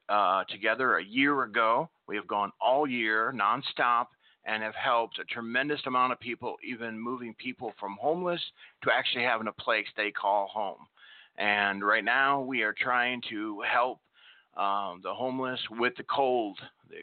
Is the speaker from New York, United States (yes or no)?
no; Nebraska, United States; I grew up in Nebraska, and we had a lot of snow